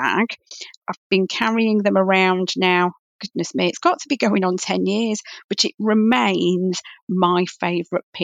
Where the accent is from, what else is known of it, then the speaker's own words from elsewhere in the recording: Manchester, North West England, United Kingdom; moved away; I'm originally a Mancunian